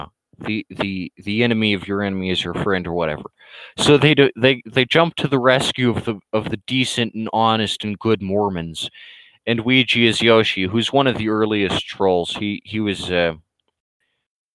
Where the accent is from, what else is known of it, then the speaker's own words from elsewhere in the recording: United States; an American